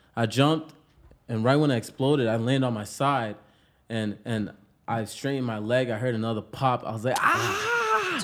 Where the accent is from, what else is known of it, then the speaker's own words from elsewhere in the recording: Pawtucket, Rhode Island, United States; moved away as an adult; now in Los Angeles, United States; I'm from Pawtucket, Rhode Island, The Bucket.